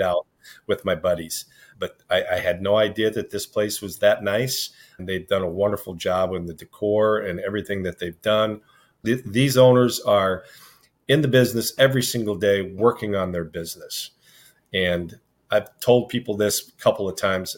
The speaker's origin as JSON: {"language": "English", "town": "Sioux City", "region": "Iowa", "country": "United States", "tie": "born or raised there", "moved": "yes", "lives_now": "Midland, Michigan, United States", "said": "born and raised in Sioux City, Iowa."}